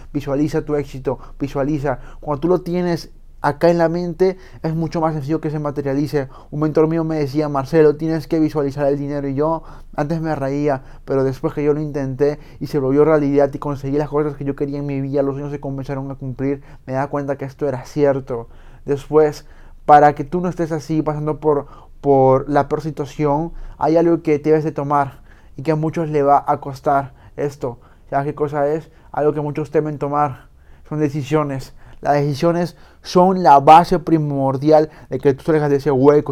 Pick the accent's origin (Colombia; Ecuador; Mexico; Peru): Peru